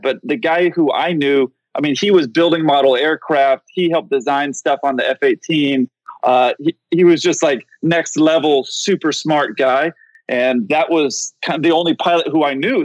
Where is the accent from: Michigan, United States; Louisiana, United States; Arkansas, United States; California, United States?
California, United States; San Diego; I grew up in San Diego